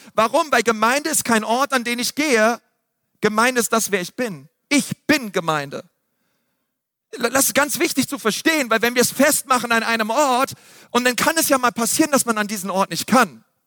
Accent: Berlin, Germany; ich bin in Berlin aufgewachsen

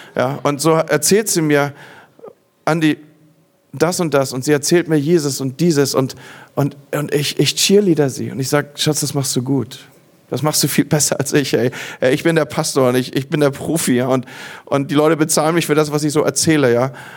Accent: Northern Germany, Germany; bei uns im Norden

